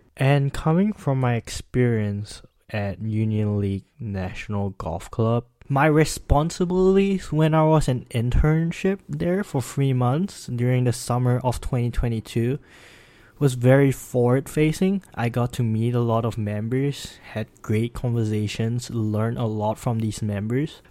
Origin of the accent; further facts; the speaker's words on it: Singapore; moved away as an adult; now in Pennsylvania, United States; I'm from Singapore, and I'm currently studying professional